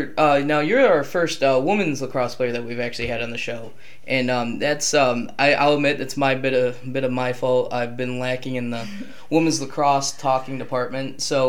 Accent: Penfield, New York, United States; I'm from New York, I'm from a small town called Penya

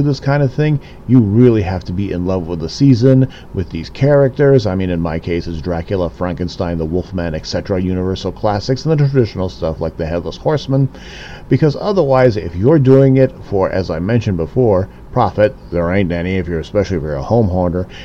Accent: Chicago, Illinois, United States; born and raised in the Windy City back in the 70s and 80s

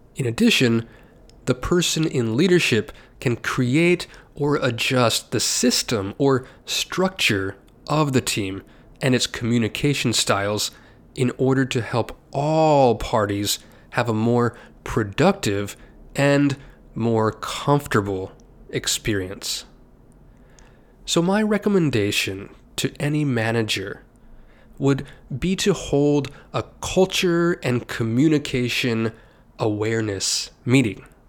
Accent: United States; I'm an American, and I am

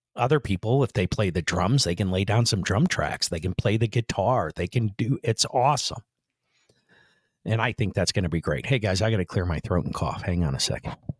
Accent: Central Florida, United States; I'm from Central Florida

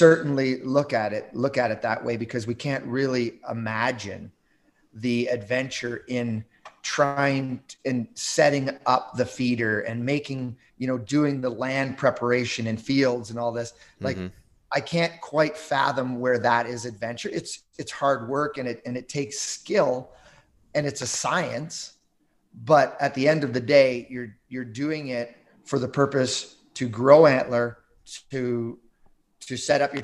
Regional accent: Southern Ontario, Canada; moved away as an adult; now in Yukon, Canada; I grew up in Southern Ontario

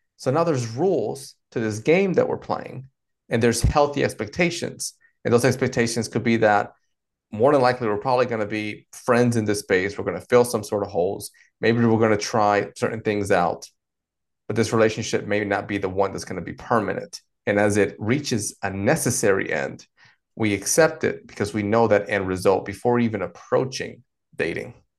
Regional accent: North Carolina, United States; also born or lived in Dominican Republic; I've been here in the States, uh, in particular North Carolina, um, the, the majority of my life, all the way from, uh, mid-childhood through adulthood.

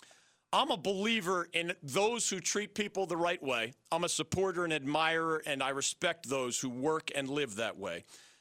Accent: Philadelphia, Pennsylvania, United States; moved away; Everybody that I know in Philadelphia, my hometown

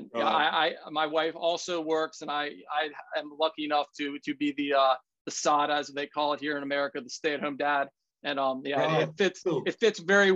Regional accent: Washington, District of Columbia, United States; moved away; I'm from Washington, D.C.

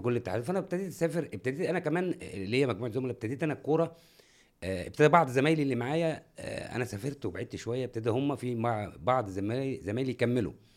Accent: Cairo, Cairo Governorate, Egypt; انا من القاهره

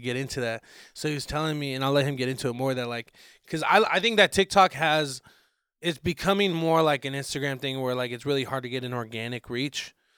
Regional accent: Arizona, United States; also born or lived in Santa Monica, California; I claim Arizona is where I grew up. I was born out in Santa Monica, okay, and like yeah. I, I, moved out here when I was like six

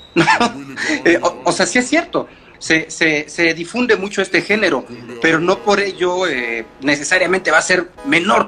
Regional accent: Mexico; como mexicanos, estamos acostumbrados a consumir esa cumbia

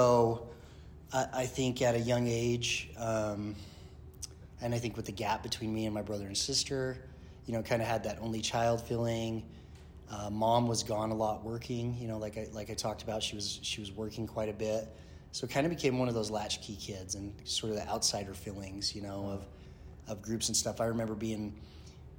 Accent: Kaysville, Utah, United States; also born or lived in St. Louis / Denver; I grew up here in Utah. Was an Army brat, at a young age

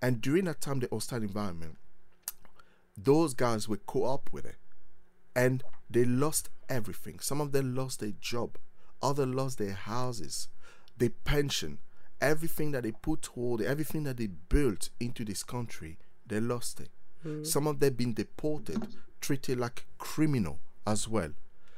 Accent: Paris, Île-de-France, France; moved away; I was born in Paris and grew up in France

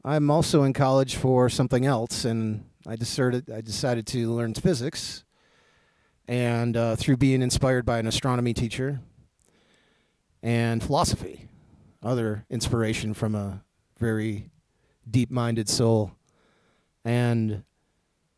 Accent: Racine, Wisconsin, United States; I was born in Racine, Wisconsin in 1973

